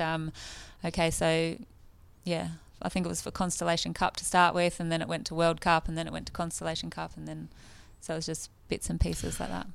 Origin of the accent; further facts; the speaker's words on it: Woy Woy, New South Wales, Australia; moved away; also born or lived in New Zealand; I came from the Central Coast